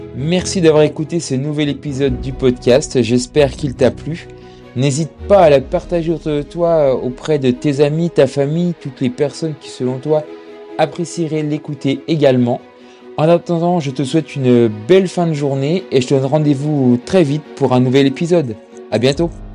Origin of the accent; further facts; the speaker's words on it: Jura, Bourgogne-Franche-Comté, France; je suis jurassien